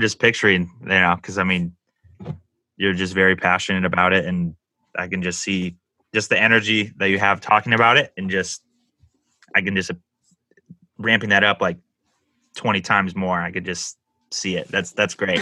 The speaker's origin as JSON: {"language": "English", "town": "San Diego", "region": "California", "country": "United States", "tie": "born or raised there", "also_born_or_lived": "Los Angeles", "said": "I've I lived in San Diego most of my life"}